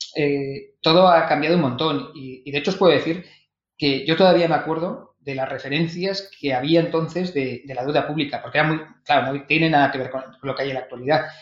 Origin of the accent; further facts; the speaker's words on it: Vitoria-Gasteiz, Basque Country, Spain; also born or lived in Madrid; now in Barcelona, Spain; yo soy de Vitoria